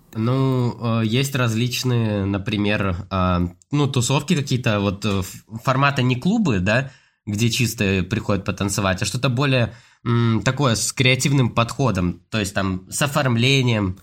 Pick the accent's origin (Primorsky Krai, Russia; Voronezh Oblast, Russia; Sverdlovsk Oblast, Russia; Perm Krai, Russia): Primorsky Krai, Russia; Vladivostok; now in Saint Petersburg, Russia; я сам с Владивостока, вот с Приморья